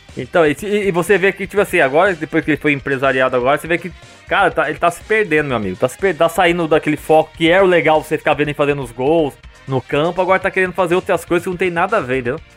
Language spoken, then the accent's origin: Portuguese; Mogi Mirim, São Paulo, Brazil; moved away as an adult; sou do Mojimirim mesmo